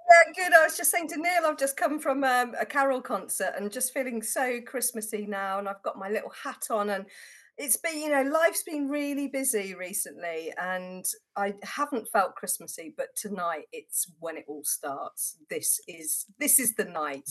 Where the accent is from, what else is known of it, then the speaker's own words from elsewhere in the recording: Worcestershire, West Midlands, United Kingdom; I grew up in Worcestershire